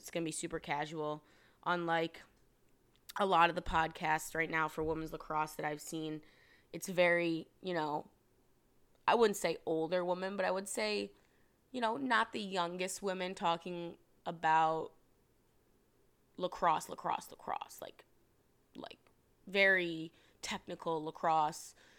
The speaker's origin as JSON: {"language": "English", "town": "Rochester", "region": "New York", "country": "United States", "tie": "born or raised there", "said": "born and raised upstate New York, Rochester, New York. Um, shout out Webster"}